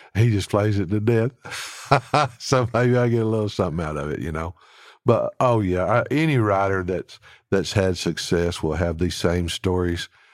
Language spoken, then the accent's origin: English; Alabama, United States; now in Nashville, United States; I'm from Alabama.